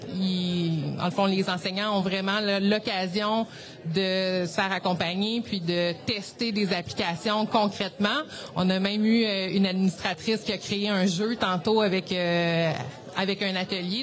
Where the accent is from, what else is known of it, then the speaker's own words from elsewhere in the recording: Sherbrooke, Quebec, Canada; je viens de Sherbrooke